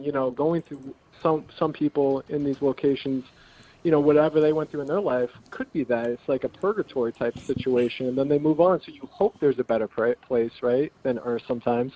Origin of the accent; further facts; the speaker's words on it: Salem, New Hampshire, United States; also born or lived in California; I, I grew up um, half my life here